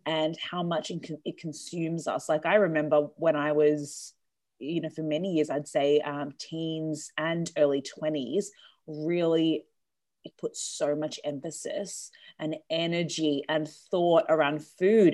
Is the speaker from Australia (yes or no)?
yes; Australia; I'm from Australia